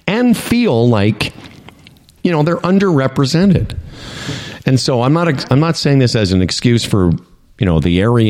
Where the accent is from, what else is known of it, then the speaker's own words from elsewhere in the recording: Moose Jaw, Saskatchewan, Canada; moved away as an adult; also born or lived in Eastern Canada; I come from Saskatchewan, the first province in the country to ever elect an NDP government